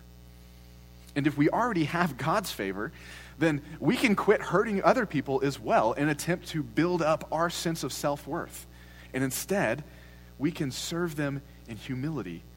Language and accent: English; United States; as Americans